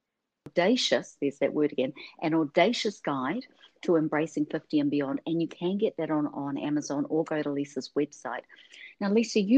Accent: New Zealand; moved away; I'm from New Zealand

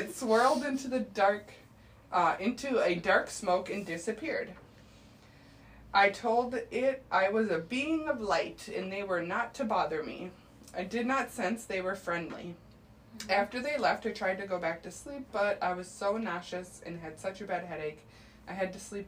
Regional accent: Minnesota, United States; we're from Minnesota

